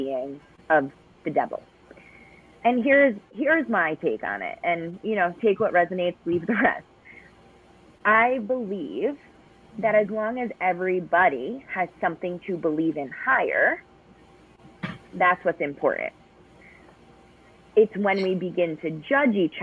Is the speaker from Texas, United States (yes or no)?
no; New York, United States; I'm a New Yorker